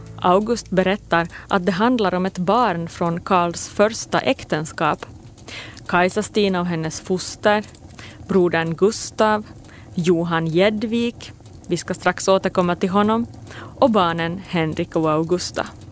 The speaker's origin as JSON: {"language": "Swedish", "country": "Finland", "tie": "born or raised there", "said": "min hemby Pirelö"}